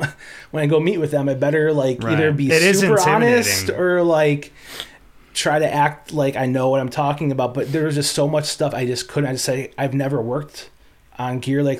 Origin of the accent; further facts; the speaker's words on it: Buffalo, New York, United States; growing up in Buffalo, you know, it was like every radio station plays